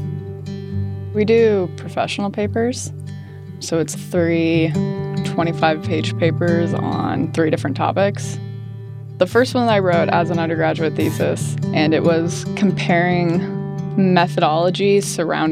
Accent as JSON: {"language": "English", "town": "Great Falls", "region": "Montana", "country": "United States", "tie": "born or raised there", "said": "I grew up in Great Falls, Montana."}